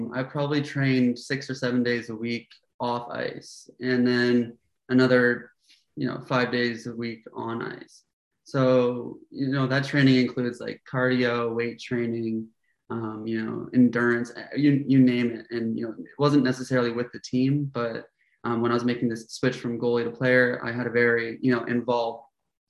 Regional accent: Toronto, Ontario, Canada; moved away as an adult; now in Florida, United States; I currently live in Florida, but I am from Toronto, Canada, Toronto, Ontario

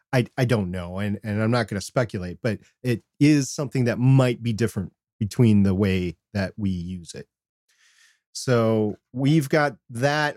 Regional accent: Minnesota, United States; growing up in Minnesota

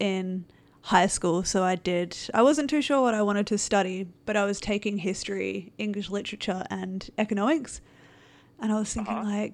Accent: Australia; now in Vancouver, Canada; I live in Vancouver now, but I'm originally from Australia

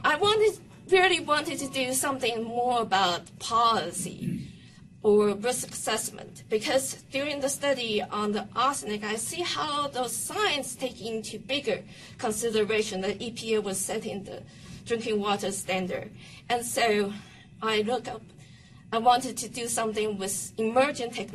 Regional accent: Taiwan; now in United States; I'm from Taiwan

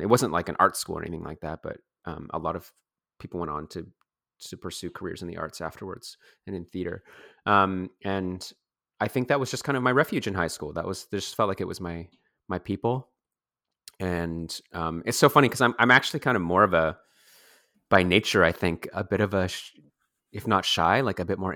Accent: Coquitlam, British Columbia, Canada; also born or lived in Vancouver / Toronto; I was born in Vancouver and I grew up mostly in the surrounding areas in the suburbs. So mm. that's the suburb of Coquitlam and Port Moody

